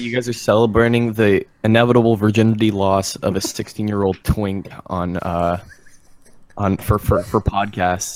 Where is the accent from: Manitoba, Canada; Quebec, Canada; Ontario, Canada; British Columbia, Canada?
Ontario, Canada; I'm from Canada. I'm from Ontario